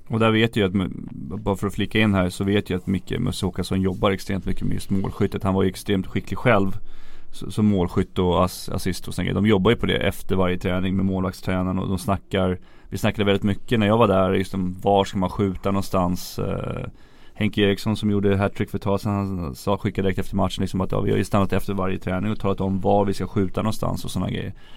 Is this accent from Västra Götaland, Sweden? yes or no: no; Järfälla, Stockholm County, Sweden; jag var ju från Järfälla, Järfälla HC, deras A-lag var ju mina förebilder när jag växte upp